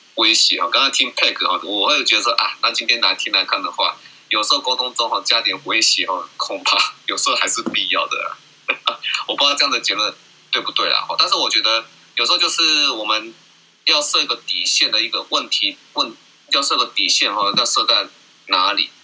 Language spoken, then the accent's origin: Chinese; Taiwan; 我们台湾这边